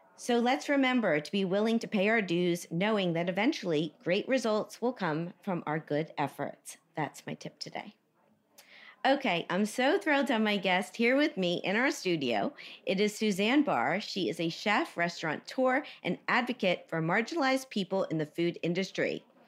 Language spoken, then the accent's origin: English; Miami, Florida, United States; I grew up in Miami